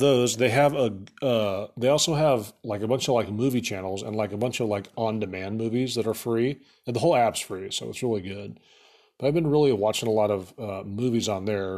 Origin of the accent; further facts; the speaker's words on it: Atlantic, Iowa, United States; now in Omaha, United States; when I was a kid growing up in Atlantic, Iowa